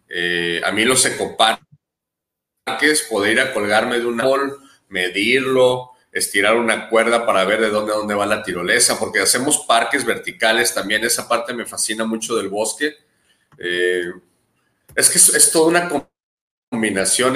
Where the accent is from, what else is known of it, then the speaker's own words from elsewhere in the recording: Guadalajara, Jalisco, Mexico; also born or lived in Baja California / Manzanillo / Barra de Navidad; now in Punta Pérula, Mexico; Nací en Guadalajara, Jalisco, y cuando pude me moví de ahí inmediatamente a la costa de Baja California